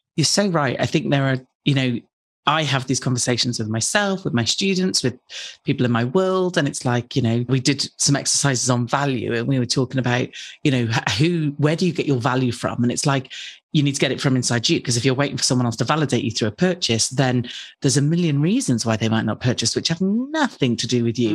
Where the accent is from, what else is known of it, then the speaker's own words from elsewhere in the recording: United Kingdom; I'm British